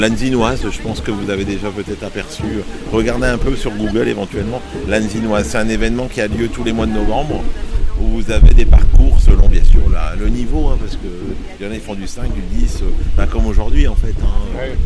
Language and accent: French; Lens, Hauts-de-France, France; now in Anzin, France; J'habite à Nzin, euh, je suis né à Lens